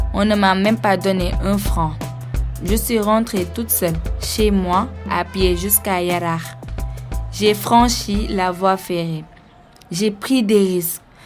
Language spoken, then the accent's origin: French; Dakar, Senegal; moved away; Quand j'ai quitté Dakar